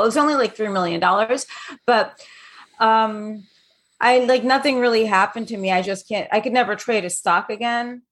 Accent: New York City, New York, United States; also born or lived in London; I grew up in New York City. and London.

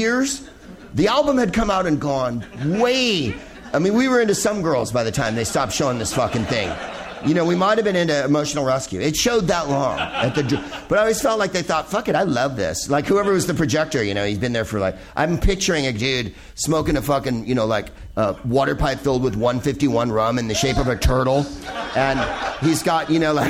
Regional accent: Wales, United Kingdom; I'm originally from Wales

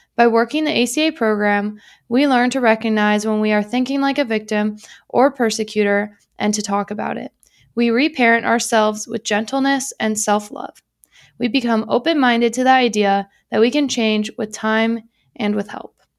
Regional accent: United States; I'm American

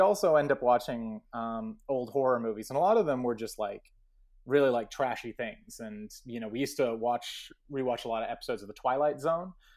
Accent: Portales, New Mexico, United States; I grew up in Portland, New Mexico

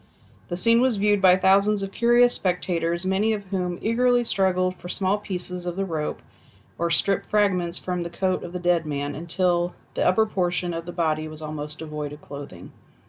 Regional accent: Zambia; born there; I was born in Zambia. I was born in Zambia in the late 80s in a village that doesn't exist anymore.

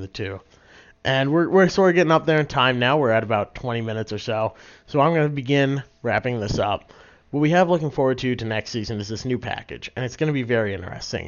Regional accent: Massachusetts, United States; I'm from Massachusetts.

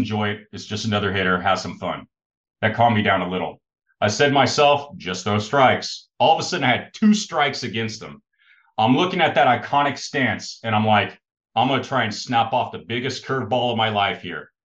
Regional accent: Australia; I grew up in Australia in the 1990s

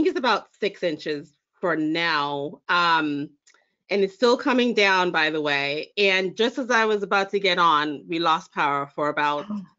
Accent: Jamaica; now in United States; Yes, I am. Look at that. I'm originally from Jamaica. I spent most of my adult life, or most of my life actually, in the United States, but going to back to Jamaica quite a bit.

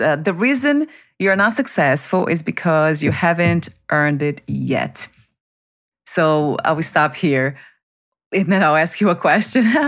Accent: Brazil; moved away; growing up in Brazil, that I was, um, born into family that was very dysfunctional

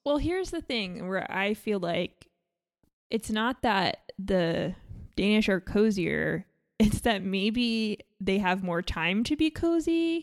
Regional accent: New York, United States; I grew up in New York

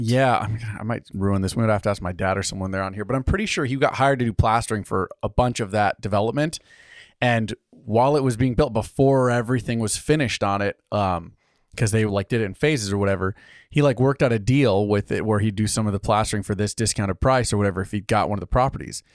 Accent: United States; Us good Italian heritage. so, we're American

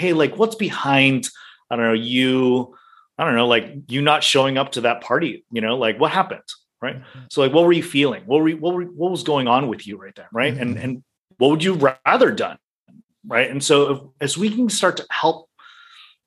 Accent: United States; moved away as an adult; now in Hong Kong, China; I was born and raised in the US, I spent a lot of time in the US

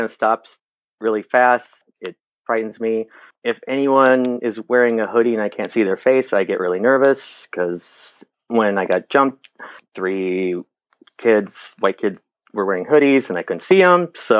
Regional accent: Elkton, South Dakota, United States; moved away as an adult; also born or lived in Brookings, South Dakota; now in Minneapolis, United States; from South Dakota. I grew up on a farm

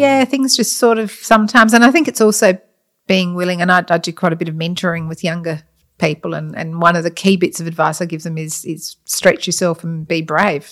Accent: Adelaide, South Australia, Australia; also born or lived in Scotland; I grew up in, um, South Australia pretty much. I'm Scottish, but we came out when I was very young

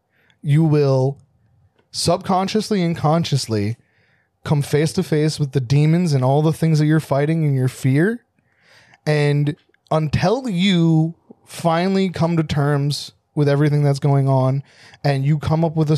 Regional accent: New Jersey, United States; I'm not from Philadelphia. Also, I'm from New Jersey, so that's why he couldn't say Germantown right.

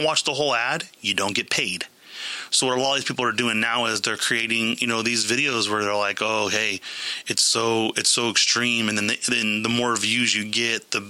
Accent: Modesto, California, United States; we're from Modesto or the area

